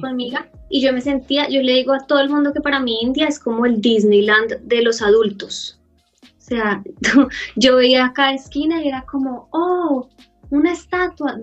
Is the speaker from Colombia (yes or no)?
yes; Bogotá, Colombia; moved away as an adult; also born or lived in Australia; soy de Colombia, pero estoy viviendo en Australia